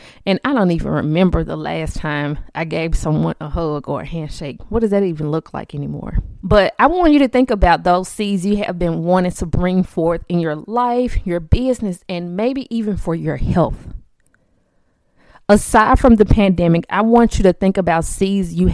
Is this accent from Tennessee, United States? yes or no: yes; Memphis, Tennessee, United States; I currently live in Memphis, Tennessee. Born and raised here, Memphis Tiger, been here all my life